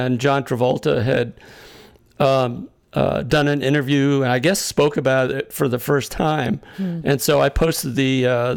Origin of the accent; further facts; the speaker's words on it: Massachusetts, United States; having grown up in Massachusetts.